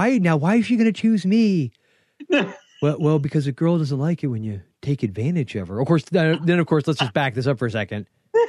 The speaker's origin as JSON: {"language": "English", "region": "the South", "country": "United States", "tie": "born or raised there", "said": "I was born and raised in the South"}